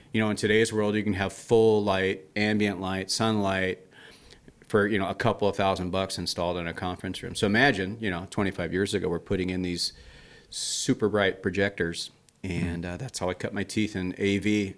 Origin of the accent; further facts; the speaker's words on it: Idaho, United States; also born or lived in London, England; we moved to Idaho from England when I was seven. So I was born in London.